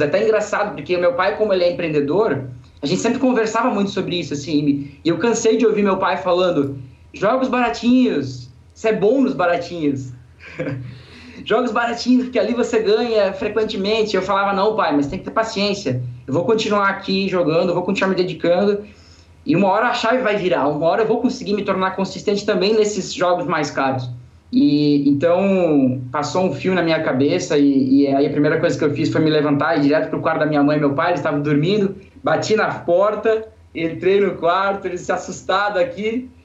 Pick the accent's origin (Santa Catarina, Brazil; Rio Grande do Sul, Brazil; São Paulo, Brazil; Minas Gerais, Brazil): Santa Catarina, Brazil; sou de uma cidade do interior aqui de Santa Catarina